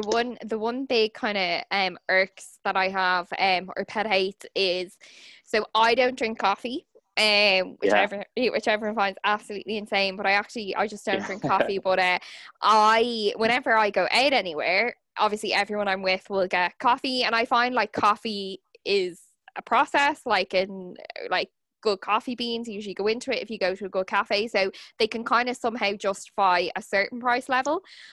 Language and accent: English; Dublin, Leinster, Ireland; also born or lived in Kilkenny; because like I grew up in Dublin, but then I moved back for university. And when I was, anytime I'm home in Kilkenny